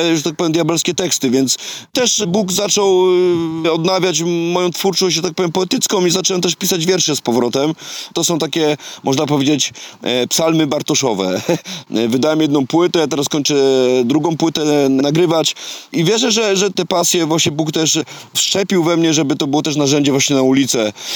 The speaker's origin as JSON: {"language": "Polish", "town": "Tarnów", "region": "Lesser Poland", "country": "Poland", "also_born_or_lived": "Wrocław", "moved": "as an adult", "said": "ja pochodzę z Tarnowa, z Małopolski"}